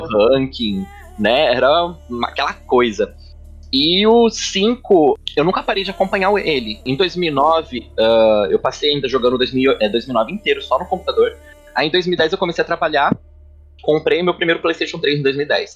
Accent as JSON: {"language": "Portuguese", "town": "Limeira", "region": "São Paulo", "country": "Brazil", "also_born_or_lived": "Santos", "moved": "as an adult", "said": "eu saí de Limeira, do interior, com 18 anos, vim pro litoral, para Santos"}